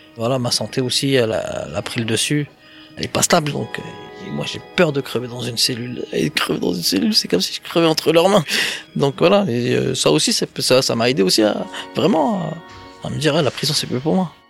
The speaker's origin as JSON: {"language": "French", "town": "Vitry-sur-Seine", "region": "Île-de-France", "country": "France", "said": "je vais rester chez moi à Vitry avec ma famille"}